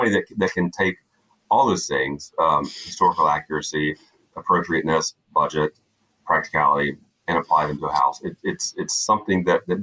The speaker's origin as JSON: {"language": "English", "region": "South Georgia", "country": "United States", "tie": "born or raised there", "said": "I grew up in a small South Georgia town"}